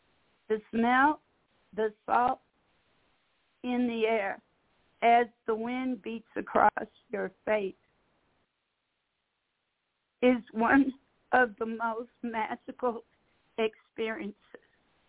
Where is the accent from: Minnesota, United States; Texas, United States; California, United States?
California, United States; San Francisco; moved away; It is my hometown, and I miss it greatly.